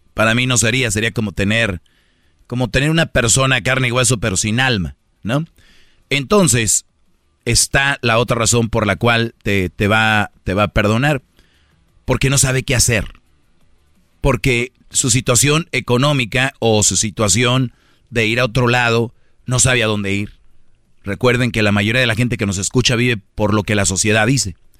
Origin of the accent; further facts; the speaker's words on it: Monterrey, Nuevo León, Mexico; yo, por ejemplo soy de Monterrey